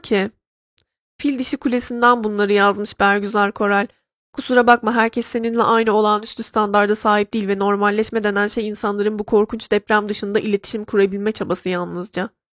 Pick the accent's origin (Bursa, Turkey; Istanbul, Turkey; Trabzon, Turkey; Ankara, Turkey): Trabzon, Turkey; born or raised there